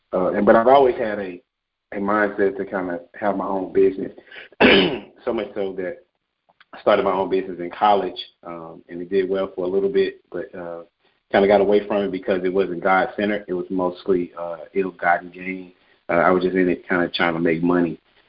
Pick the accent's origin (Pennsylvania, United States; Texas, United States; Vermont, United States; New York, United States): Texas, United States; Dallas; also born or lived in Nacogdoches, Texas / India; I am from Dallas, Texas.